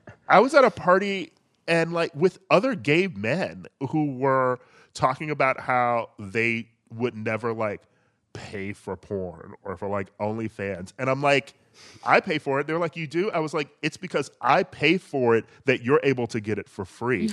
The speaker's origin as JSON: {"language": "English", "town": "Milwaukee", "region": "Wisconsin", "country": "United States", "tie": "born or raised there", "moved": "yes", "said": "I lived in Milwaukee."}